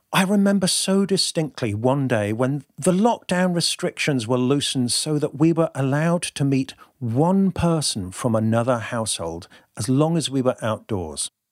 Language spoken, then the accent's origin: English; Devon, South West England, United Kingdom; now in Bristol, United Kingdom; I currently live in Bristol, which is actually the big city compared to where I grew up, in rural Devon.